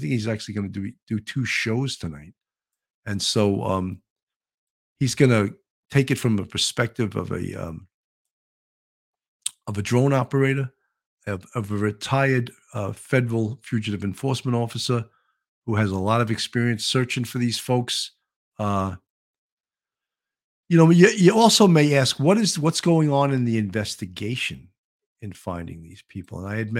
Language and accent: English; Boston, Massachusetts, United States; I'm from Boston, and I remember her for the past 30 years.